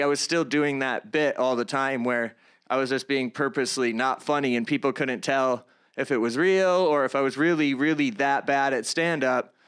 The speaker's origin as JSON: {"language": "English", "town": "Palmyra", "region": "New York", "country": "United States", "tie": "born or raised there", "said": "I grew up in the Greater Rochester area"}